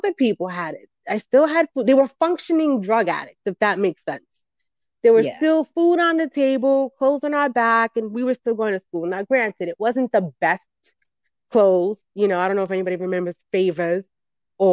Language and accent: English; New York City, New York, United States; I grew up in the Bronx, New York